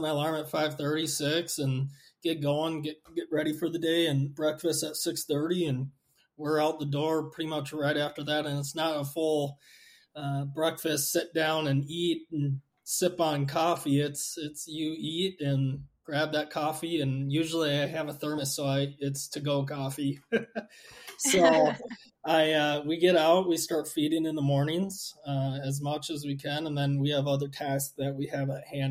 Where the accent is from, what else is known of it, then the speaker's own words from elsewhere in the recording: Minnesota, United States; moved away as an adult; now in Montana, United States; I'm originally from Minnesota. Grew up there.